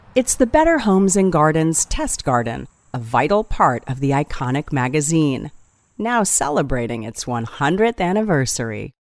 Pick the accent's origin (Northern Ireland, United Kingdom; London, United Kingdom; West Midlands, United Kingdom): Northern Ireland, United Kingdom; I come from Northern Ireland